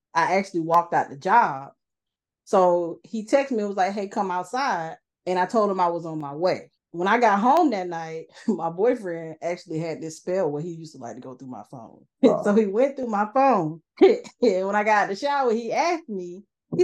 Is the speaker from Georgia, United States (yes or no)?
yes; Atlanta, Georgia, United States; moved away; I was from Atlanta. So I went to Atlanta.